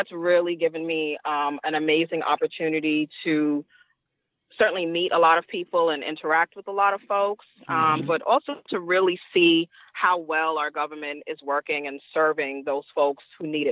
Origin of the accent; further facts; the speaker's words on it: New York City, New York, United States; I'm a Queens girl, Queens all day, every day